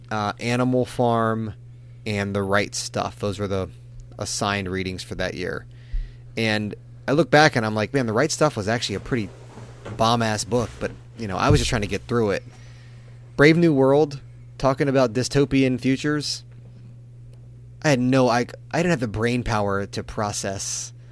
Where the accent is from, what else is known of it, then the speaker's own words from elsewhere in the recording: Hawaii, United States; I always thought being Hawaiian was cool